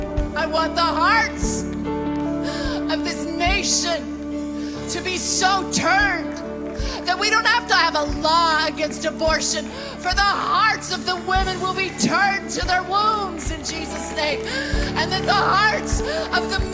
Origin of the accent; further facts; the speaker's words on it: United States; I am an American